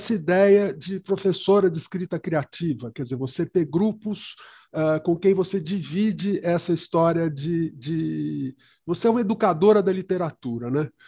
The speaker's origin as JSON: {"language": "Portuguese", "town": "Belo Horizonte", "region": "Minas Gerais", "country": "Brazil", "tie": "born or raised there", "said": "Eu nasci em BH."}